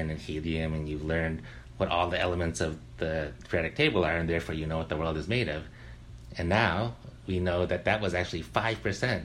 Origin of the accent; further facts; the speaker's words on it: near Berkeley, California, United States; When I was a kid, I grew up near Berkeley.